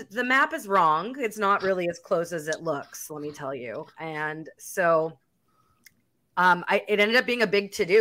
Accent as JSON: {"language": "English", "town": "Winnipeg", "region": "Manitoba", "country": "Canada", "said": "Yeah, Manitoba. I'm from Winnipeg, Manitoba."}